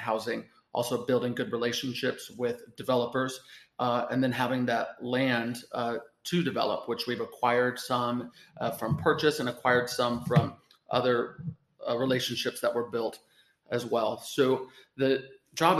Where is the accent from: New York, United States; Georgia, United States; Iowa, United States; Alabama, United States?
Iowa, United States; Washington; I grew up on a farm outside of Washington, Iowa